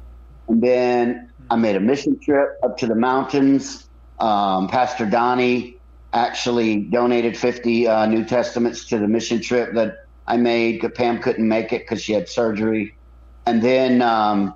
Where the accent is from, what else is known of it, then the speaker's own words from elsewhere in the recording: United States; We're from America